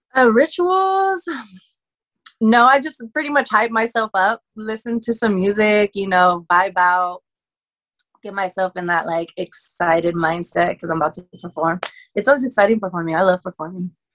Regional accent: California, United States; born or raised there

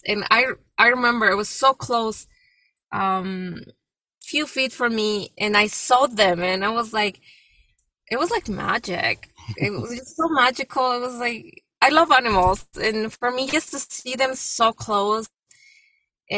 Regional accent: Mexico; moved away; even though I'm from Mexico, it's my country, but I've been in this country for so many years, more than half of my life

